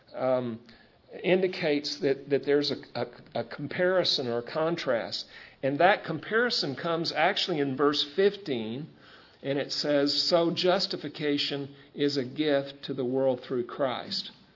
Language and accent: English; United States; we're American citizens